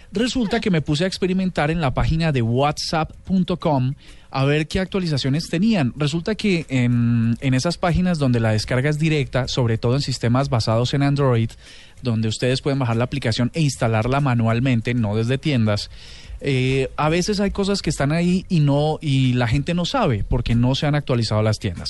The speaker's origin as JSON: {"language": "Spanish", "region": "Bogotá", "country": "Colombia", "said": "colombianos, bogotanos"}